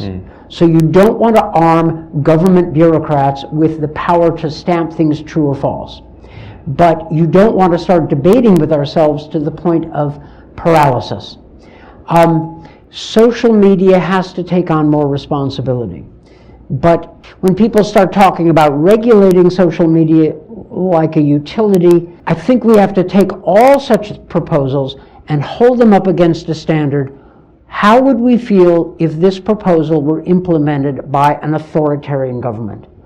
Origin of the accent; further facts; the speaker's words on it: United States; I'm speaking as an American